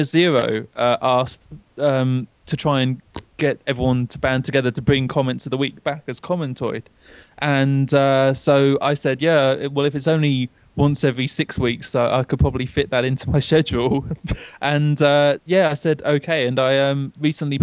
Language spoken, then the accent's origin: English; United Kingdom; I'm British